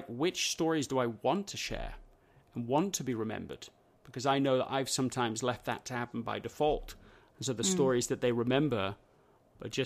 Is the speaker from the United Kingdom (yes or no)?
yes; England, United Kingdom; moved away; the schools that I grew up in England